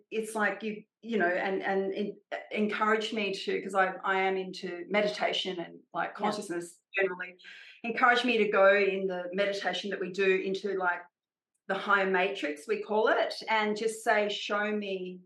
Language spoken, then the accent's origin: English; Australia; I'm Australian